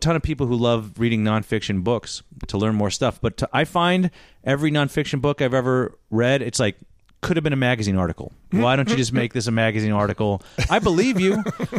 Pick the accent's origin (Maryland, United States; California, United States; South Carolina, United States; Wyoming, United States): California, United States; Southern; also born or lived in Brazil; I grew up here in Southern California.